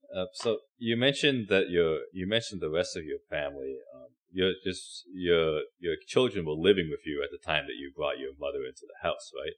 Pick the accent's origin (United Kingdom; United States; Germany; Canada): Canada; I'm, I'm Canadian